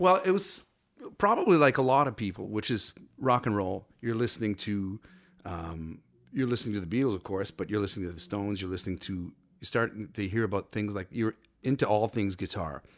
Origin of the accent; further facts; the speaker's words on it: Cornwall, Ontario, Canada; I was born and raised in Cornwall, Ontario